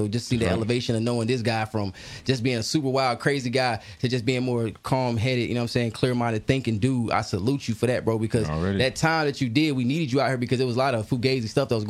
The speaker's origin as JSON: {"language": "English", "region": "Arkansas", "country": "United States", "moved": "yes", "lives_now": "Raleigh, United States", "said": "I'm not from Raleigh. So anytime I'm from Arkansas. So when I came to the Raleigh area"}